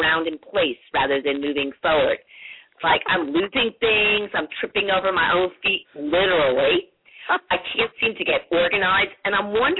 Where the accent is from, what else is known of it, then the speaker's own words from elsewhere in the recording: New Jersey, United States; now in Houston, United States; I grew up in New Jersey. In fact, I was married in Montclair.